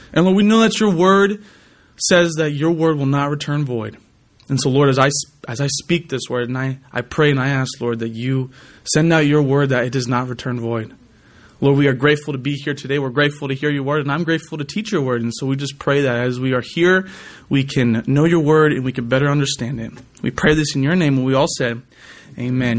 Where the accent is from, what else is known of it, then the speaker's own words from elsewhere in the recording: California, United States; moved away; I'm from California